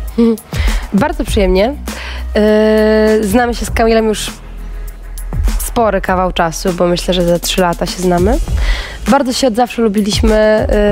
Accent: Kashubia, Pomeranian Voivodeship, Poland; moved away

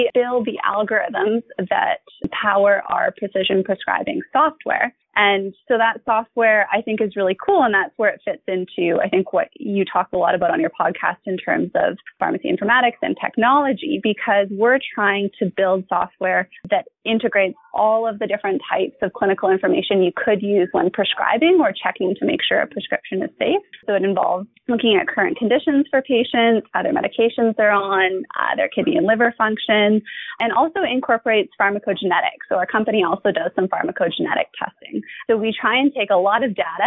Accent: Vancouver, British Columbia, Canada; I'm from Vancouver, BC, born and bred Vancouverite

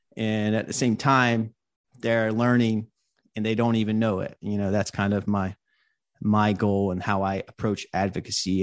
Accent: Hope Mills, North Carolina, United States; now in Brooklyn, United States; I live in Brooklyn, New York, but I grew up in North Carolina. I grew up in Hope Mills, North Carolina.

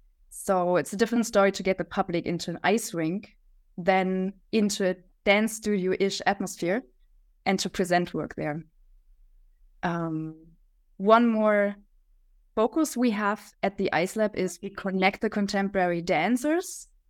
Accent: Leipzig, Saxony, Germany; from Germany, from Leipzig.

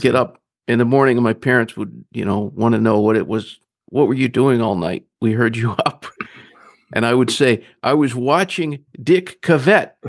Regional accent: Grand Rapids, Michigan, United States; also born or lived in Northeast Georgia; now in Charleston, United States; I was born in Grand Rapids, Michigan.

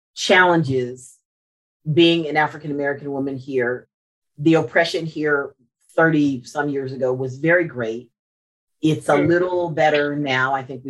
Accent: Morocco; now in Charleston, United States; I was born in Morocco.

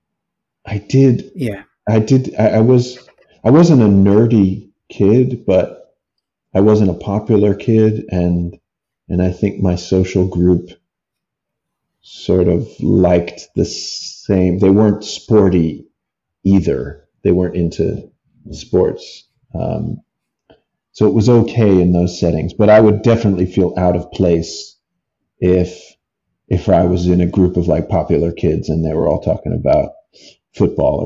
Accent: United States; I'm from America

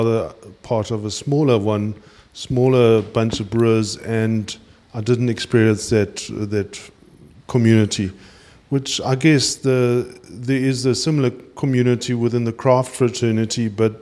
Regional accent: South Africa; as a South African

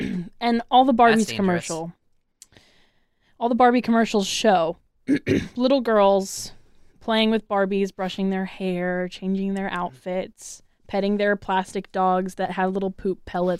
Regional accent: Florida, United States; moved away; I was from Florida.

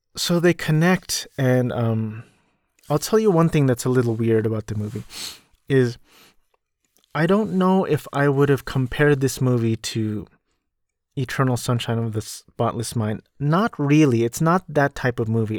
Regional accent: Orange County, California, United States; also born or lived in New Jersey; I grew up in California and I've been Cal-, in California ever since I was two

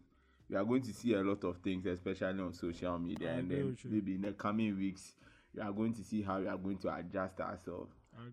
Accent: Ghana; I think we as a Ghanaian people are not used to these kind of orderly ways of doing things and instructions

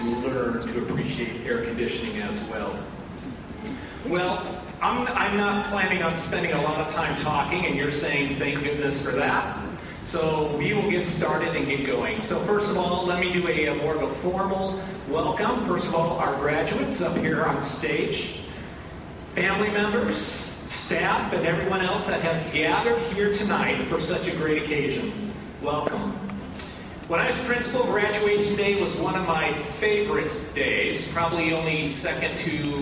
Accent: Pacific Northwest, United States; moved away as an adult; also born or lived in Washington; now in Kentucky, United States; I'm from the Pacific Northwest

